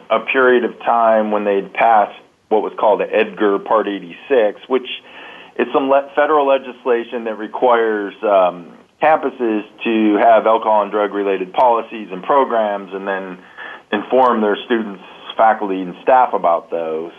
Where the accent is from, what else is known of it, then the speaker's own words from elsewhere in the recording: San Diego, California, United States; now in Columbus, United States; I grew up in San Diego